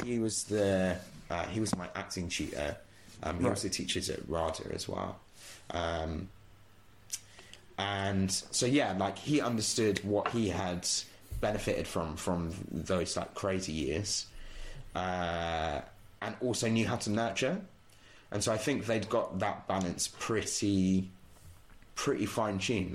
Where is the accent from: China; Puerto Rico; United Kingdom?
United Kingdom; Bedford, East of England; also born or lived in Walthamstow, London; So I lived right. in London until I was like nine years old. Um, right. Okay. And then from there moved to Bedford and kind of did the rest of my ah, growing yes, up there.